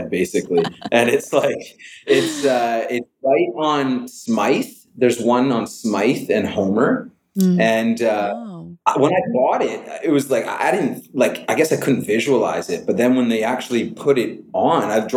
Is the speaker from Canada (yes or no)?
yes; Calgary, Alberta, Canada; moved away; also born or lived in Vancouver; I grew up in Calgary. Well, I was born in Vancouver. I grew up in Calgary with my mom